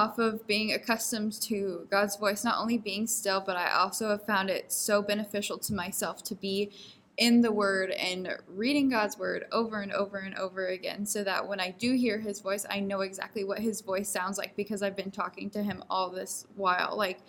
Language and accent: English; Minnesota, United States; Like I could say, oh, I'm from Minnesota, and like this is what I do there.